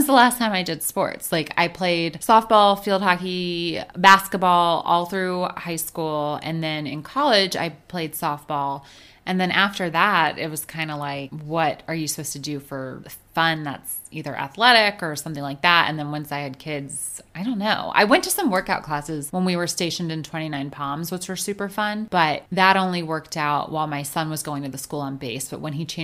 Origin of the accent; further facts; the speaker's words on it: D.C. area, Northern Virginia, United States; I grew up in the Northern Virginia, D.C. area